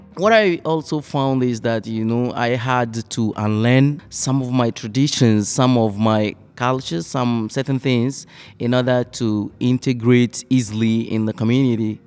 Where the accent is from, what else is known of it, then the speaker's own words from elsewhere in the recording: Togo; English is a second language; moved away as an adult; now in Flint, United States; I come from Togo, uh, a French speaking country in West Africa